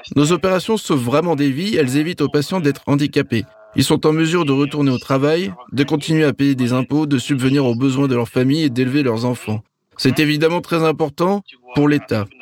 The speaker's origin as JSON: {"language": "French", "country": "Russia", "moved": "as an adult", "lives_now": "Côte d'Ivoire", "said": "je suis originaire de Russie"}